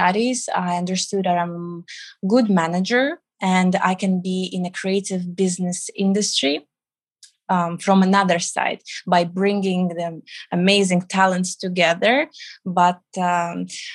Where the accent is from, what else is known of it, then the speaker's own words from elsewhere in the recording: Riga, Latvia; moved away as an adult; also born or lived in United Kingdom / Milan, Italy; now in Dubai, United Arab Emirates; I was born in Riga, the capital of Latvia, which is in the Baltic states.